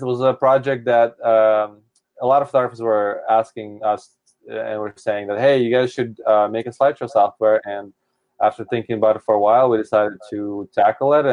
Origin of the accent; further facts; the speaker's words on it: Seattle, Washington, United States; I'm from Seattle, and it's rainy and cold.